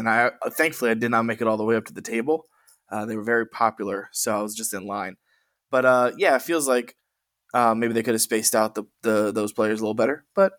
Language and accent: English; Maryland, United States; I'm from Maryland